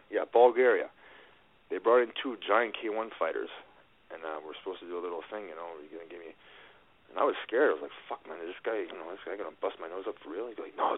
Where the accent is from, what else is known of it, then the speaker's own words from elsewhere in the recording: Canada; I'm Canadian